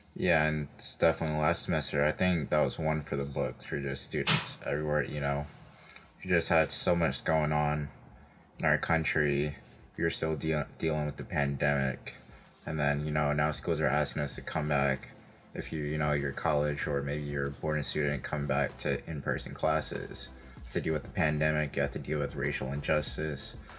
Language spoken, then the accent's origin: English; New York City, New York, United States; I'm from Brooklyn, east side of Brooklyn.